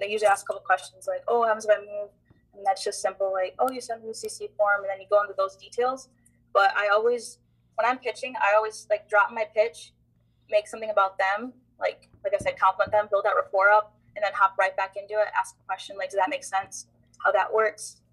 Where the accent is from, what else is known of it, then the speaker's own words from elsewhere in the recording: Muskegon, Michigan, United States; moved away as an adult; now in Florida, United States; born and raised in Muskegon, Michigan